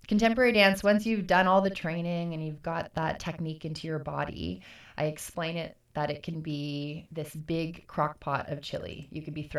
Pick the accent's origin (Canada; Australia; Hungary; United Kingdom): Canada; Kingston, Ontario; also born or lived in Ottawa; Kingston is my hometown